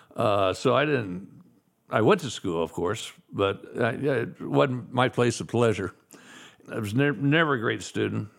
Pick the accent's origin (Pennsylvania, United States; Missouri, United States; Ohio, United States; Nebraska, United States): Missouri, United States; Kansas City; I was born in Kansas City, Missouri